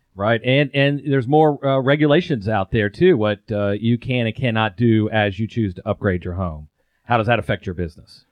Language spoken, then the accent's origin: English; Atlanta, Georgia, United States; also born or lived in Europe; I'm born and raised in the Atlanta area